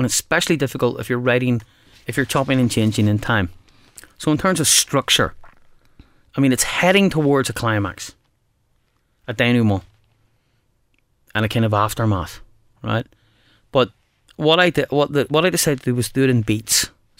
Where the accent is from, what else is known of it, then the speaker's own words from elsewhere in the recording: Belfast, Northern Ireland, United Kingdom; And we're both from Belfast.